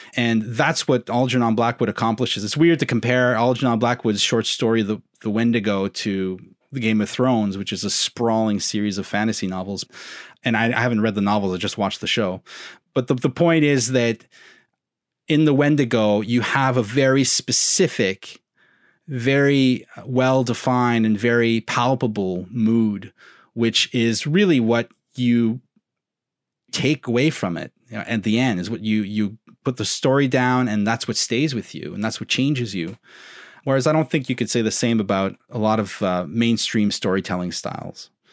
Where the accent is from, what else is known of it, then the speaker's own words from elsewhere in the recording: Southern Ontario, Canada; I'm a Southerner